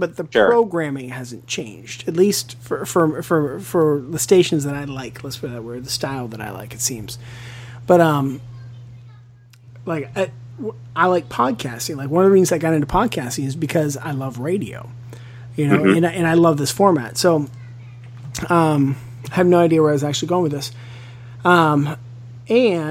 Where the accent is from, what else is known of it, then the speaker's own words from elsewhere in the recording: Western Pennsylvania, United States; moved away; I grew up in Western Pennsylvania.